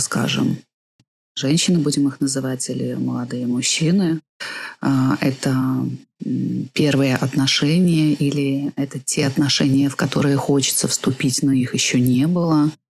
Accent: Gomel, Gomel Region, Belarus; moved away as an adult; also born or lived in Switzerland; родилась я в Гомеле, родилась я в Беларуси.

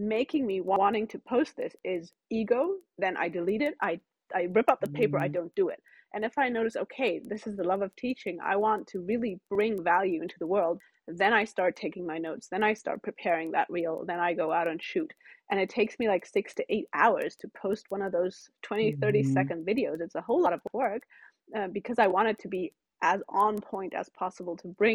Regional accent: Cyprus; moved away; I grew up in Cyprus, which is a tiny little island below Turkey. And I grew up with Turkish, English, and German, and that's why my English is pretty good

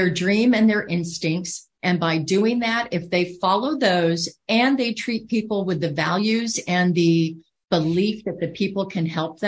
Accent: Iowa, United States; moved away as an adult; also born or lived in Hong Kong; being from Iowa, right? I'm from the Midwest

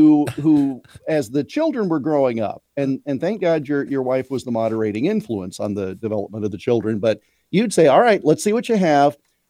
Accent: Iowa, United States; when I was a little kid, growing up in Central Iowa, it was cold for Halloween one year.

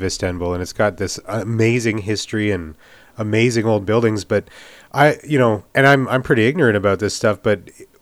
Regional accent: Edmonton, Alberta, Canada; I'm from Edmonton

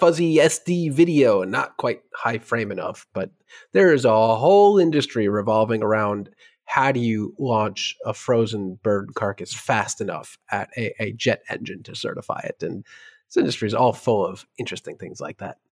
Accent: New York, United States; as a New Yorker

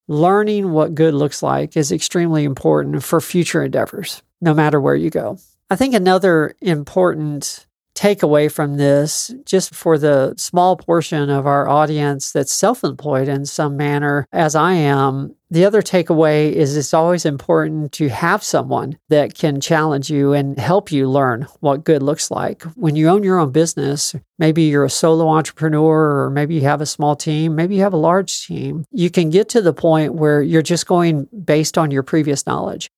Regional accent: South Texas, United States; This is only the third time it's snowed in my hometown since I've been alive

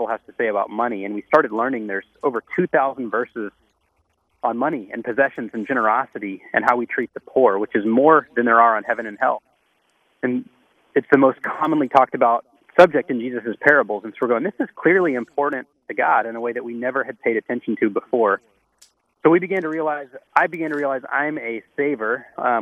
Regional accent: Texas, United States; moved away as an adult; also born or lived in Louisiana / Boston; I'm from Texas

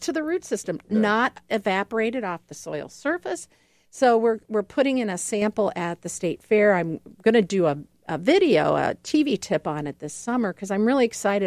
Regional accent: Ohio, United States; now in Milwaukee, United States; I'm originally from Ohio

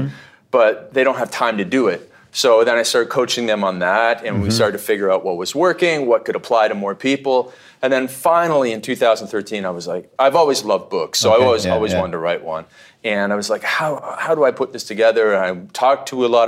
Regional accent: Canada; when I was growing up in Canada

